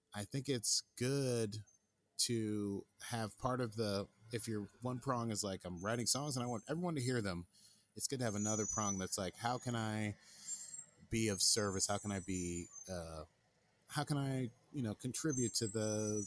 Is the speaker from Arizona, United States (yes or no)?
no; New York City, New York, United States; I grew up here. I was born and raised in Brooklyn